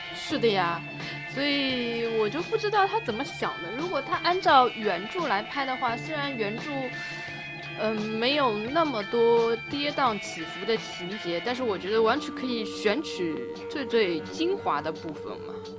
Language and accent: Chinese; China; 我们中国人，因为我们以前的，呃，防盗墓贼的技术也很多的